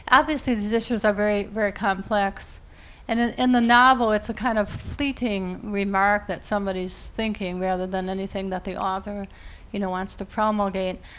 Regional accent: Princeton, New Jersey, United States; I'm from Princeton, which is a very liberal community.

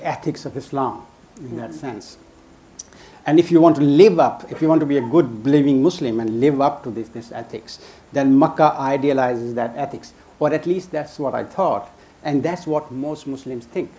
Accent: London, United Kingdom; also born or lived in Karachi, Pakistan; I spent my first like seven, eight years in Pakistan before I moved to Hackney. So basically, I grew up in Hackney

